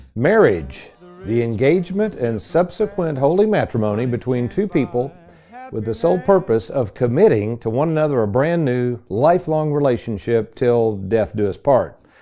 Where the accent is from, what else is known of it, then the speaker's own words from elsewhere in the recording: Lexington, Kentucky, United States; also born or lived in Bowling Green; as a ten-year-old, snotty nosed kid growing up in Lexington